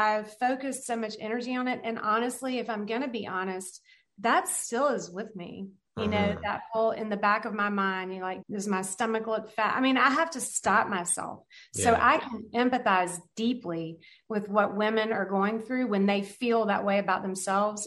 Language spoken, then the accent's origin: English; the South, United States; I grew up in the South